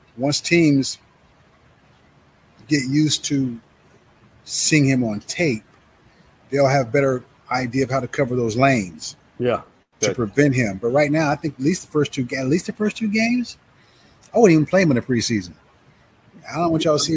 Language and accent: English; Lawrence, Kansas, United States; I grew up in Lawrence